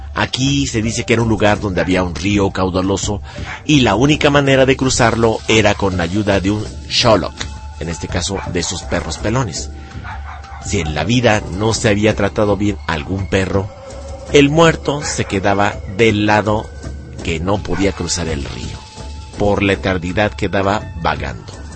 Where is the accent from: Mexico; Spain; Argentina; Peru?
Mexico; nosotros como mexicanos